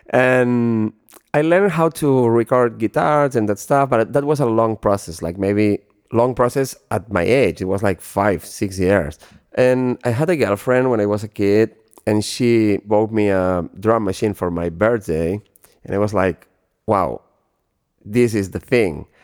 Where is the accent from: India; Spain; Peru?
Spain; Barcelona, Catalonia; moved away as an adult; also born or lived in Ibiza / Los Angeles; Barcelona uh, is my hometown